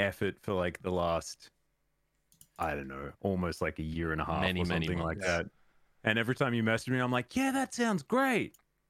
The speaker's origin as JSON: {"language": "English", "country": "Australia", "accent": "Australian", "said": "Even though my Australian accent is like barely hanging in there, I have to really kind of put it on now to go full Australian"}